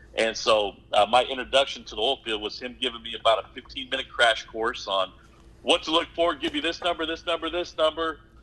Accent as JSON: {"language": "English", "town": "Omaha", "region": "Nebraska", "country": "United States", "tie": "born or raised there", "also_born_or_lived": "Oklahoma", "moved": "as an adult", "said": "I'm originally born and raised in Omaha, Nebraska"}